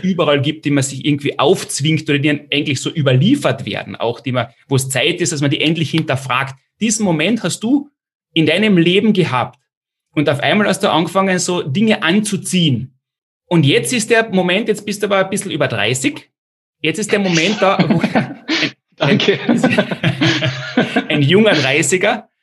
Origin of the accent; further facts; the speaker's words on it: Austria; ich komme auch aus dem kleinen Österreich